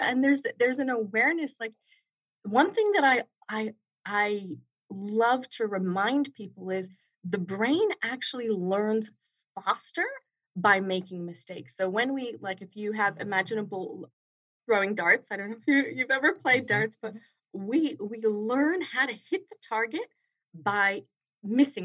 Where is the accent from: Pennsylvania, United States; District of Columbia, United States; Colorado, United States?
District of Columbia, United States; Washington; I grew up in Washington, D.C., I grew up to first-generation immigrants. My parents are Indian.